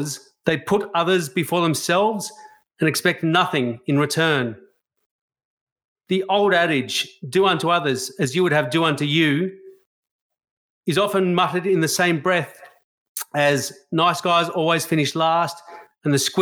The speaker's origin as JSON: {"language": "English", "country": "Australia", "said": "being an Australian"}